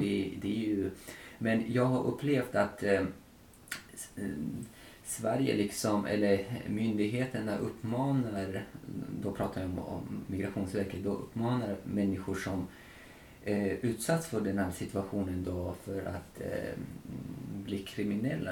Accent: Tajikistan; now in Sweden; Tadzjikistan där jag kommer ifrån

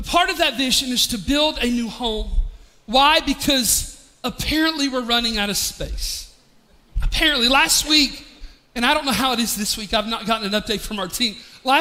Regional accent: Pigeon Forge area, Tennessee, United States; moved away as an adult; also born or lived in Charlotte; back into our hometown

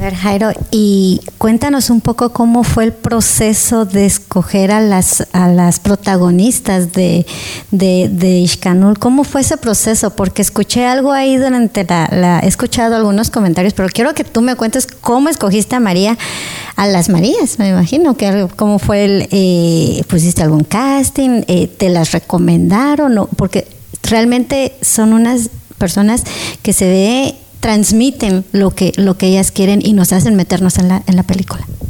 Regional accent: Guatemala; nosotros también como guatemaltecos

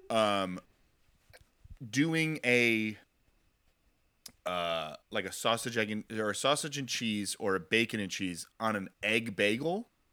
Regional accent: tri-state area, United States; I grew up in the tri-state area, so it's effectively pretty New York

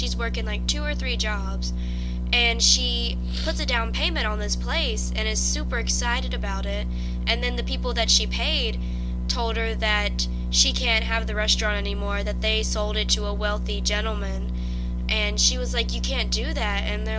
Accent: Louisiana, United States; Because we're both from Louisiana.

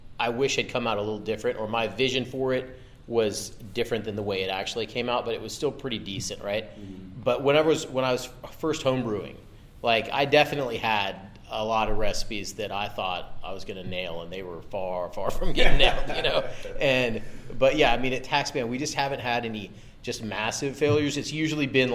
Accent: Texas, United States; I'm from Texas

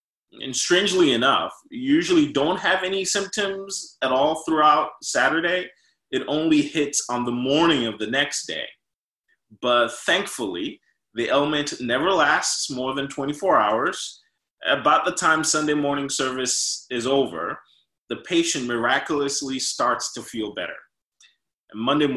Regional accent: New York, United States; moved away; I'm from North, I'm from New York

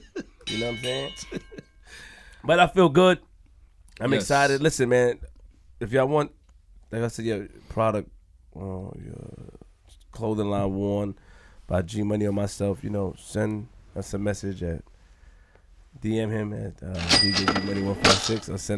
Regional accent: Queens, New York, United States; I'm from Queens.

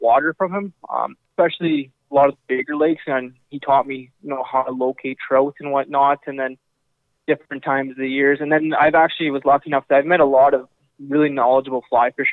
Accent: Swan River, Manitoba, Canada; I grew up in Swan River

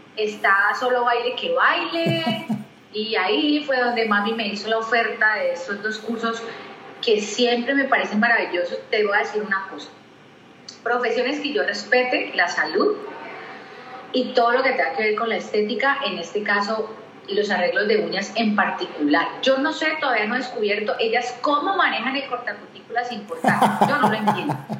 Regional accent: Cali, Valle del Cauca, Colombia; caleña, caleñísima, amo mi ciudad

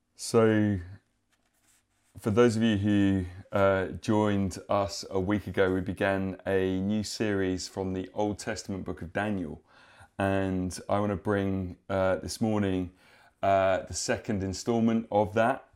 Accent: United Kingdom; us as upstanding British people

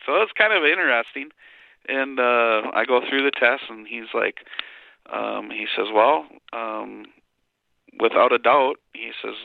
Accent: Wisconsin, United States; I'm a farmer from Wisconsin

